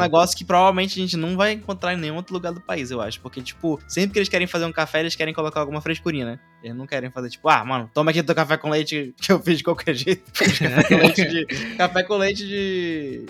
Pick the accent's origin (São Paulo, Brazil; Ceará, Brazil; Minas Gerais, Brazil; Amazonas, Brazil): Amazonas, Brazil; Sou amazonense completo agora.